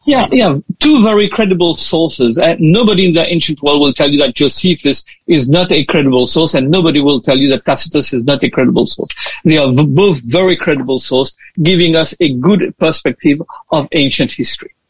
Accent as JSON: {"language": "English", "country": "Mauritius", "moved": "yes", "lives_now": "Australia", "said": "I am from Mauritius"}